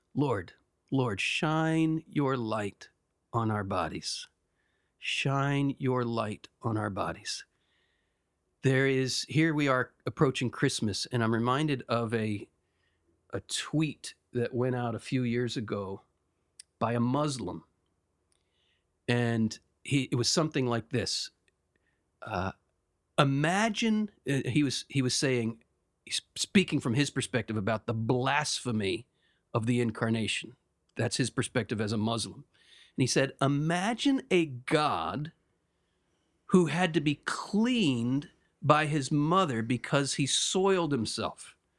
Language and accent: English; United States; I'm speaking as an American